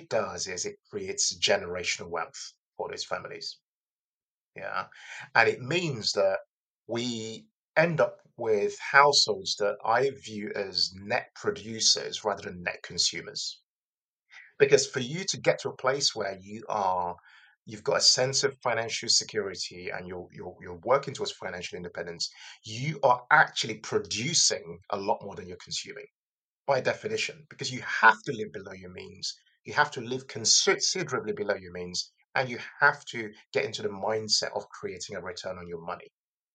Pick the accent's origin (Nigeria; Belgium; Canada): Nigeria; Lagos; now in United Kingdom; I was born in Lagos in Nigeria. I've immigrated here to the UK